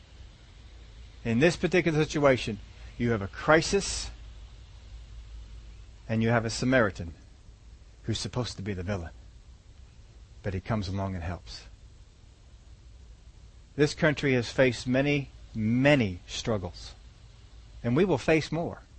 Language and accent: English; Philadelphia, Pennsylvania, United States; I was from Philadelphia